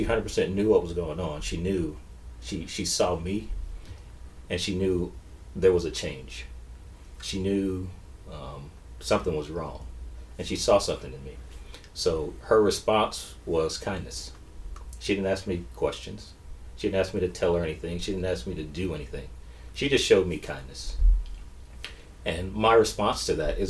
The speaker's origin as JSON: {"language": "English", "town": "Sumter", "region": "South Carolina", "country": "United States", "tie": "born or raised there", "moved": "as an adult", "said": "So I'm originally from Sumter, South Carolina."}